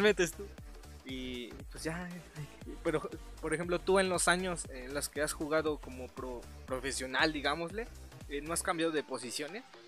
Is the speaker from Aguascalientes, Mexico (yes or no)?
no; Pachuca, Hidalgo, Mexico; soy, somos de Pachuca